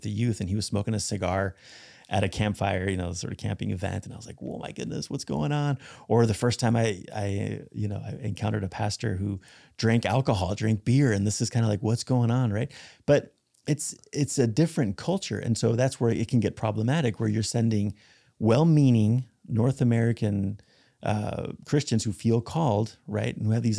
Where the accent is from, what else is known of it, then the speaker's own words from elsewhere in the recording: Spain; You know, when I grew up in Spain, it wasn't that common to see denominational churches.